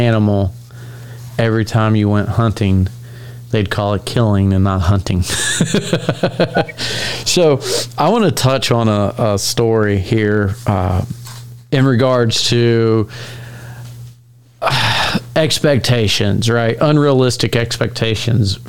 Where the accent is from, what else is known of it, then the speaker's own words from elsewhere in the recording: Virginia, United States; growing up in Virginia hunting public land